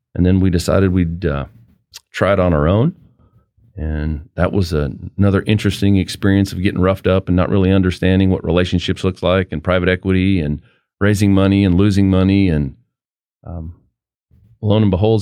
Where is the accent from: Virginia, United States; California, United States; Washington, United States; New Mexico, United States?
New Mexico, United States; Farmington; moved away; I grew up in northwest New Mexico in an oil field town, Farmington, New Mexico, the San Juan Basin